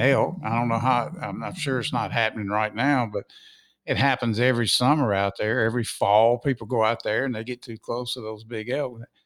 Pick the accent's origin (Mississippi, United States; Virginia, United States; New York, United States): Mississippi, United States; I'm from Mississippi